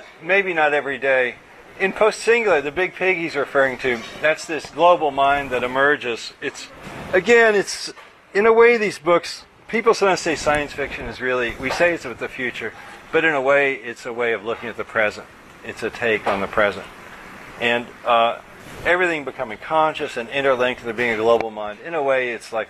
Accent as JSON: {"language": "English", "town": "Louisville", "region": "Kentucky", "country": "United States", "tie": "born or raised there", "said": "I grew up in Louisville, Kentucky"}